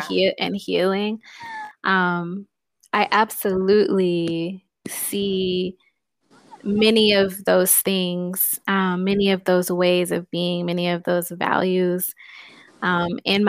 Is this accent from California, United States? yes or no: no; Houston, Texas, United States; moved away; also born or lived in Louisiana / Chicago; I'm originally from Houston, Texas